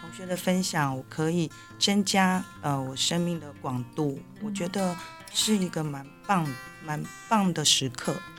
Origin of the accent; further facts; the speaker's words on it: Taiwan; 我们台湾人